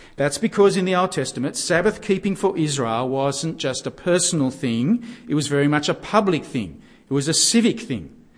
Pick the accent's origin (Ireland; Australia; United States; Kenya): Australia; we're Aussie Gentiles